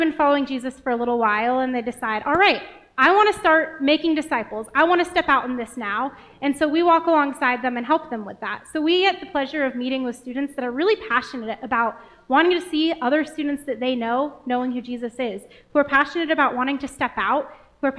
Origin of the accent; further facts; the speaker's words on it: Portland, Oregon, United States; moved away as an adult; now in Helena, United States; I grew up in Portland, Oregon